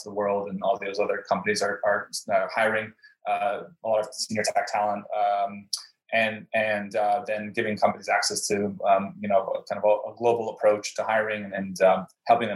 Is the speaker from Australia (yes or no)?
no; Canada; also born or lived in Brazil; since I was Canadian, or I am Canadian